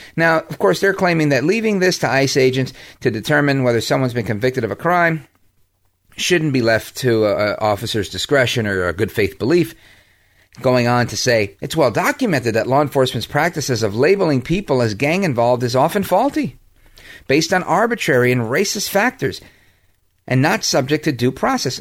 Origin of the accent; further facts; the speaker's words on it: United States; I'm an American